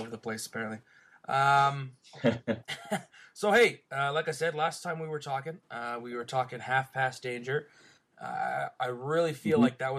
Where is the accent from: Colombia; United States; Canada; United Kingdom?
Canada; I'm from Canada, not America.